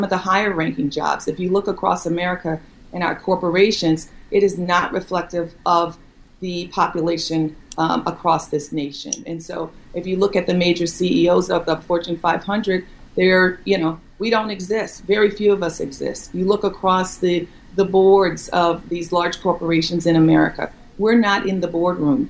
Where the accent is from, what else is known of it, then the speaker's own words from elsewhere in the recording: New Orleans, Louisiana, United States; I'm from New Orleans and the daughter of a teacher